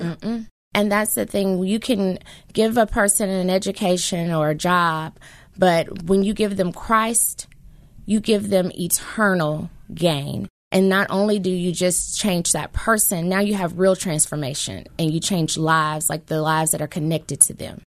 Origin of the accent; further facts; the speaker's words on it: Memphis, Tennessee, United States; I am a lifetime Memphian. I grew up in South Memphis